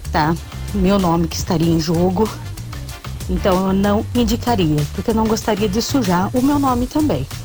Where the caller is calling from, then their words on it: Brazil; sou aqui do Jardim Guatemi.